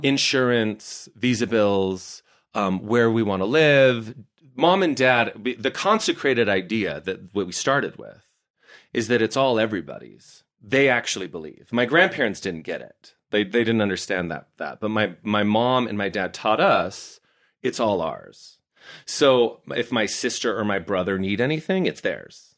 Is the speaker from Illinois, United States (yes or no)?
no; Heber, Utah, United States; I'm growing up in Heber, and it's, like, super small town America stunning